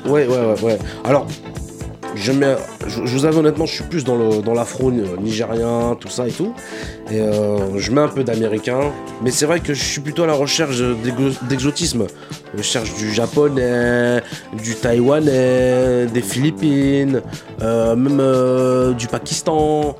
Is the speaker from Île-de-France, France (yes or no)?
yes; Saint-Denis, Île-de-France, France; j'ai grandi. J'ai grandi dans un quartier à Saint-Denis. Je viens de Saint-Denis